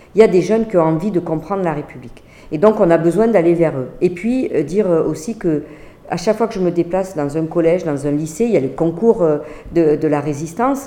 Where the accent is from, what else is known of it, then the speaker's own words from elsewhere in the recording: Montpellier, Occitania, France; je suis de Montpellier